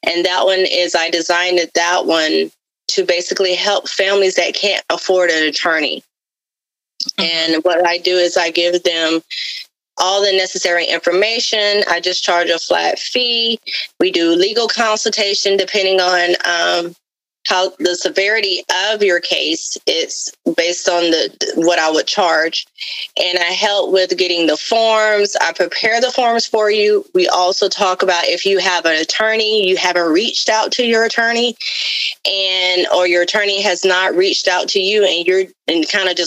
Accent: Florida, United States; accent: Southern; I am a Southern girl, so you may hear a little of the Southern accent come out every now and then. But I am from Florida

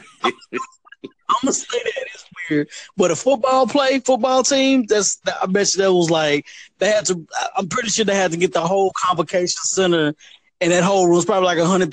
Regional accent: East Texas, United States; We're all from Texas, East Texas

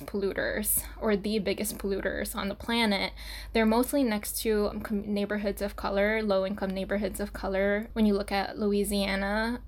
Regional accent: Saipan, Northern Mariana Islands; moved away as an adult; also born or lived in Portland, Oregon; now in New York City, United States; I was born and raised in Saipan, Northern Mariana Islands

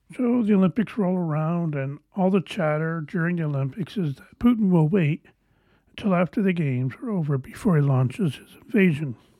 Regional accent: Canada; I am Canadian.

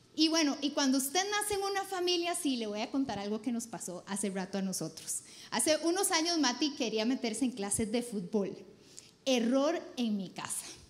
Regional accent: Costa Rica; soy pésima tica

